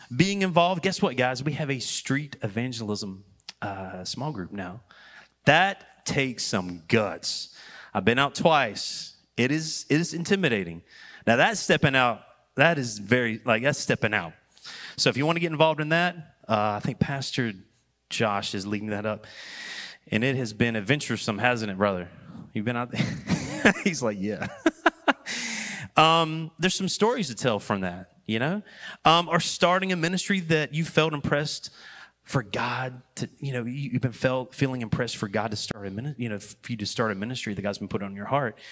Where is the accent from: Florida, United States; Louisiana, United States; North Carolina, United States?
North Carolina, United States; Wendell; I was born and raised in Wendell, Wendell, when it was Wendell, and now it's Wendell.